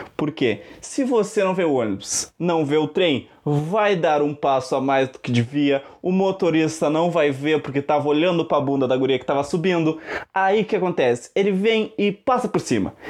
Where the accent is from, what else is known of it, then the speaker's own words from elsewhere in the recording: Canguçu, Rio Grande do Sul, Brazil; eu sou do Rio Grande do Sul, mais especificamente do Cu, também conhecido como Canguçu, é pertinho de Pelotas